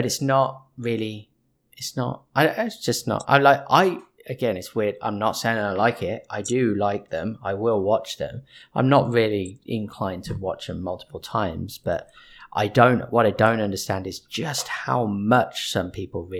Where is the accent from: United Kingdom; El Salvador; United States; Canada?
United Kingdom; I'm British